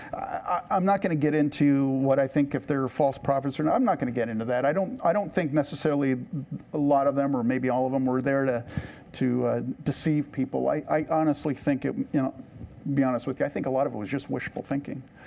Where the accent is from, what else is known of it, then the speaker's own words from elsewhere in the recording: United States; I don't want to try to sound smug as an American